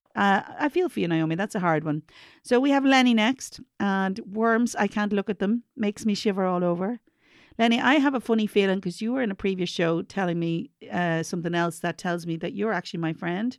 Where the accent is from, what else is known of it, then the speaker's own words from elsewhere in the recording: Ireland; I'm from Ireland